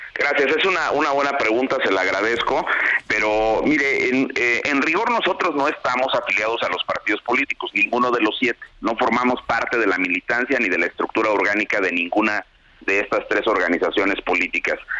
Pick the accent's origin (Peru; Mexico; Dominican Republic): Mexico; como ciudadano mexicano